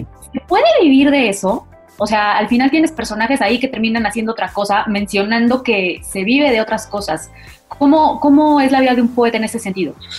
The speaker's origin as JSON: {"language": "Spanish", "country": "Mexico", "said": "yo, yo soy mexicana"}